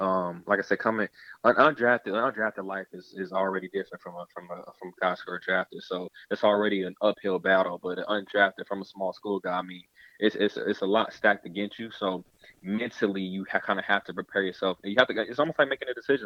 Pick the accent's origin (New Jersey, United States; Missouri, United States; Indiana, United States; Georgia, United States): Georgia, United States; moved away as an adult; also born or lived in Massachusetts; I'm from Georgia